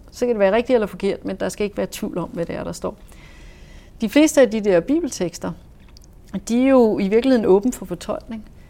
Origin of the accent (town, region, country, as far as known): Denmark; also born or lived in Saudi Arabia